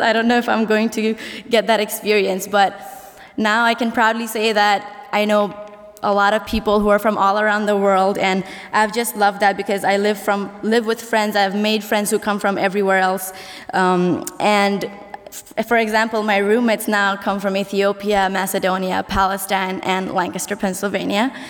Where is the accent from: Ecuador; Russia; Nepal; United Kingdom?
Nepal; also born or lived in India; now in Goshen, United States; I'm from Nepal